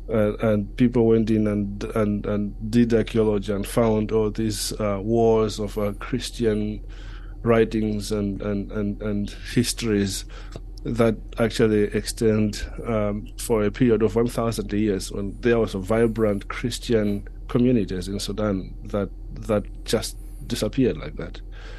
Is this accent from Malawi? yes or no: yes; Malawi; moved away as an adult; also born or lived in Switzerland / Germany / United States; now in United Kingdom; I am a Malawian, born and bred in Malawi. But I left Malawi quite a few years ago, having sensed a call to mission to Europe, actually.